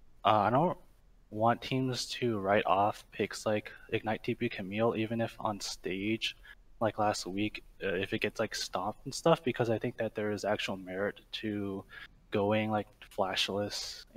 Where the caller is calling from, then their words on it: California, United States; Orange County, California.